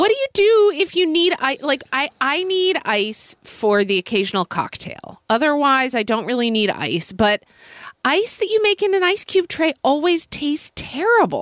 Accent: United States; as an American

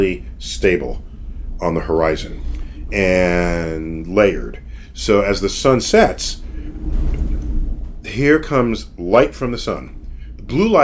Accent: New York City, New York, United States; I'm from the Bronx

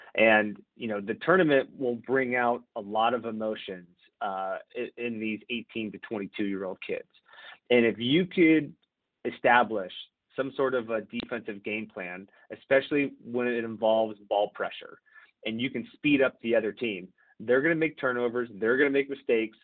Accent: San Diego, California, United States; I grew up in San Diego

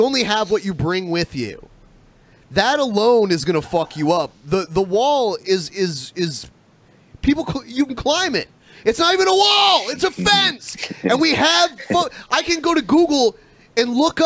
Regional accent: Ohio, United States; moved away; also born or lived in Albuquerque, New Mexico; I grew up in Ohio, and then I moved to Albuquerque and lived there for almost a decade

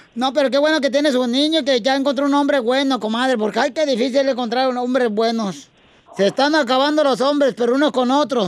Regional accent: Guasave, Sinaloa, Mexico; Yo soy de Guasave, Sinaloa.

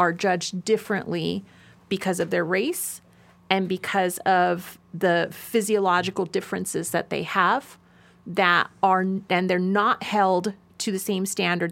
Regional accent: Nevada, United States; my home state of Nevada

